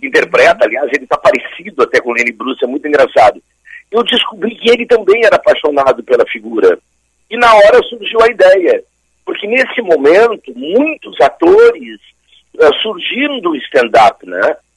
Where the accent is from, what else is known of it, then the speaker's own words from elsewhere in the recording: Brazil; nós brasileiros